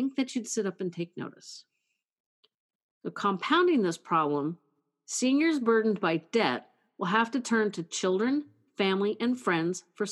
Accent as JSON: {"language": "English", "region": "California", "country": "United States", "said": "California, my home state"}